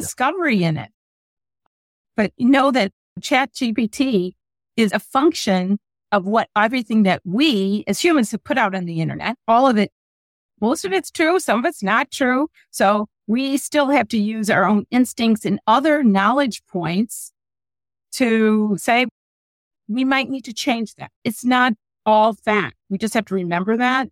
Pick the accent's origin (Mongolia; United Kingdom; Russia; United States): United States; Midwest; I'm from the Midwest